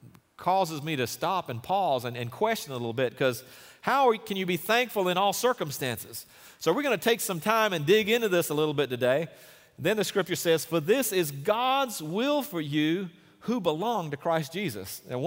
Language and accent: English; Durban, KwaZulu-Natal, South Africa; born there; he mentioned that I was born in Durban, South Africa.